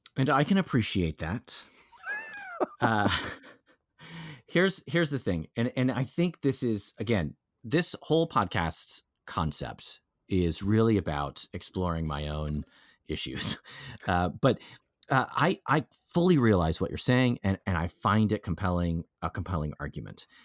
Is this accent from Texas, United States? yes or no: yes; Texas, United States; I'm from Texas